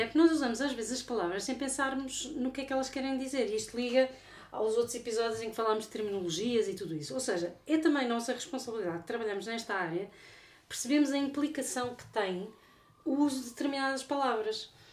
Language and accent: Portuguese; Portugal; eu sou portuguesa.